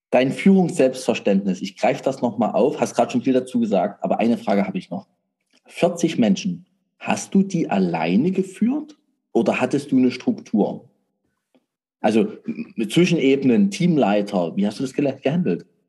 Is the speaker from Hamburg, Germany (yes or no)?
no; Saxony, Germany; bei uns in Sachsen